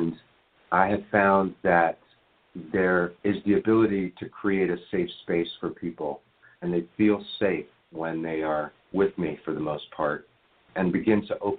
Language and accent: English; Washington, District of Columbia, United States; moved away; also born or lived in Venice Beach, California; I grew up in Washington, D.C., in Georgetown, and I was given all of the advantages